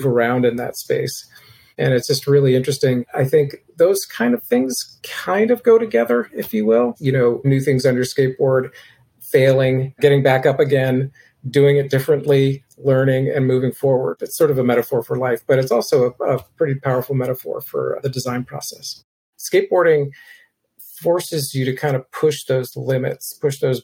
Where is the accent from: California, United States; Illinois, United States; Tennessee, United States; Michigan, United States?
California, United States; Berkeley; also born or lived in Oakland / San Francisco; when I was growing up in Berkeley